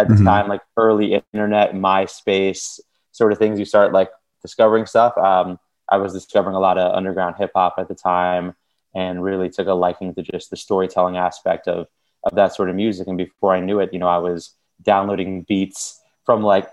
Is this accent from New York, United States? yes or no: yes; Long Island, New York, United States; now in Brooklyn, United States; I grew up in the suburbs outside of New York City, and I live in Brooklyn now